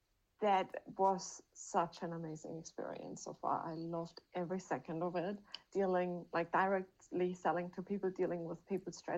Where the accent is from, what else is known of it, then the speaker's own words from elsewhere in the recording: Germany; moved away; I'm from Germany